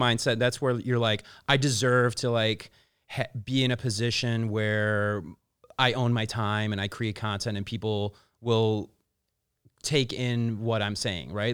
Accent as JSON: {"language": "English", "town": "Chicago", "region": "Illinois", "country": "United States", "moved": "as an adult", "lives_now": "Los Angeles, United States", "said": "I'm originally from Chicago. I've been back and forth in L A for about ten, twelve years now"}